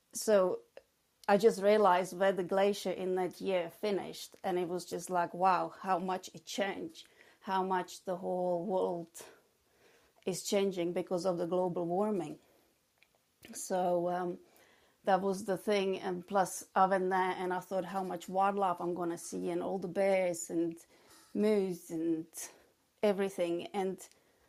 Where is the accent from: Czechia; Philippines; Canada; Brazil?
Czechia; English is a second language; moved away as an adult; also born or lived in England / Spain / Croatia / New York; now in Oxfordshire, United Kingdom; I was born in the Czech Republic, and I lived there till I was 18